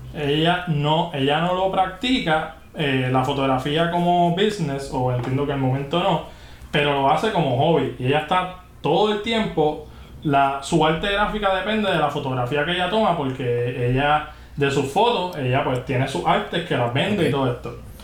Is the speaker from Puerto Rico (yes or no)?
yes; Juncos, Puerto Rico; also born or lived in Canóvanas / California; yo soy de Junco, o sea, yo soy del campo entre Junco y, cano, y Campo, campo, campo